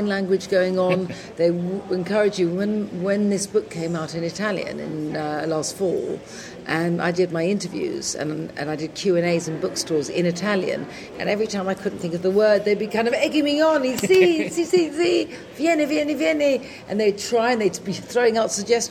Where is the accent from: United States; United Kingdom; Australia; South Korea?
United Kingdom; England; first language English; also born or lived in London; when I came back to England